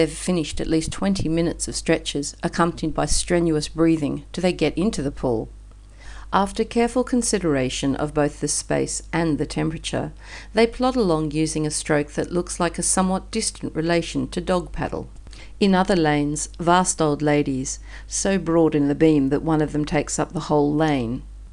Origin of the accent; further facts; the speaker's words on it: Australia; moved away as an adult; now in Istanbul, Turkey; Being Australian and living in Istanbul